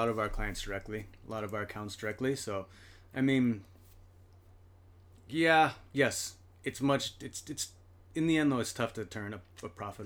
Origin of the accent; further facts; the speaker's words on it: Portland, Oregon, United States; moved away as an adult; now in Japan; I'm from Portland, Oregon.